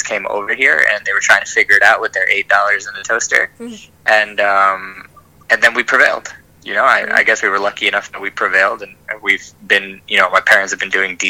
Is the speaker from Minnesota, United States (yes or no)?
no; New Jersey, United States; also born or lived in Virginia / Delaware; I'm born and raised in New Jersey.